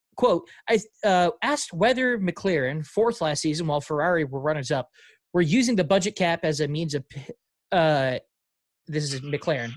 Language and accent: English; St. Louis, Missouri, United States; I might be from the east side of St. Louis, but I'm not from East St. Louis.